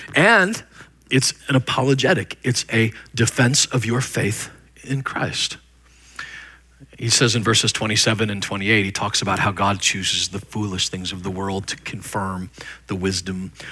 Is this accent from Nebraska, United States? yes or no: yes; Nebraska, United States; moved away; I was just a white trash kid from middle of nowhere, Nebraska